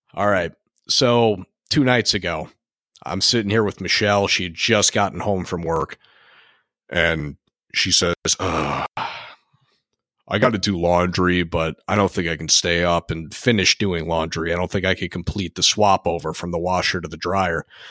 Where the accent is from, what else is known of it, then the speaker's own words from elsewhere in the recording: Connecticut, United States; we are from Connecticut